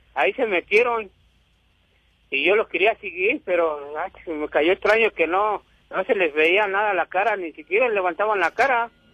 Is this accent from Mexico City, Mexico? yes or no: no; Atenco, State of Mexico, Mexico; yo soy de aquí de Atenco, de la tierra del zapato